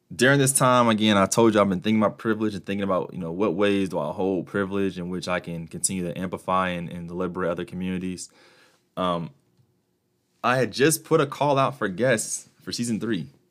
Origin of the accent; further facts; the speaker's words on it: United States; my privilege as an American, uh, citizen